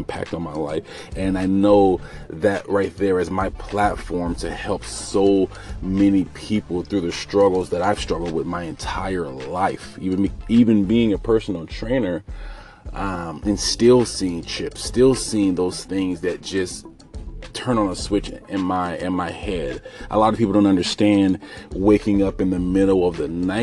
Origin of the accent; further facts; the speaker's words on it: United States; I'm African American